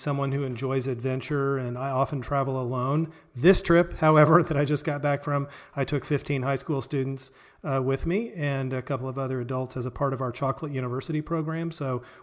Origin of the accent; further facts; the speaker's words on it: Springfield, Missouri, United States; I grew up in Springfield, Missouri, here, Southwest Missouri